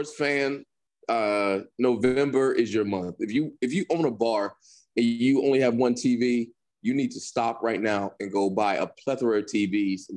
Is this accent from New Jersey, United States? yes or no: yes; New Jersey, United States; I'm from New Jersey. I played for one of the most winning coach in high school history in America